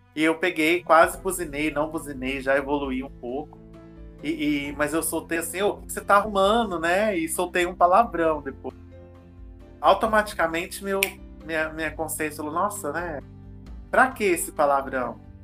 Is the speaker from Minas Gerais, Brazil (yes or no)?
yes; Minas Gerais, Brazil; como bom mineiro que eu sou